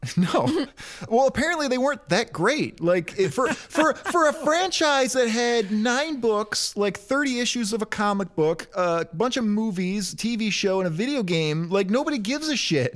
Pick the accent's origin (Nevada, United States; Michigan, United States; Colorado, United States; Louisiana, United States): Michigan, United States; Detroit; growing up in Detroit